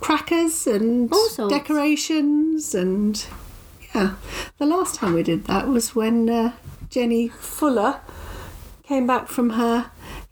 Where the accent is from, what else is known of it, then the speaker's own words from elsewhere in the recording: Melton Mowbray, East Midlands, United Kingdom; having been born and bred in Milton Mowbray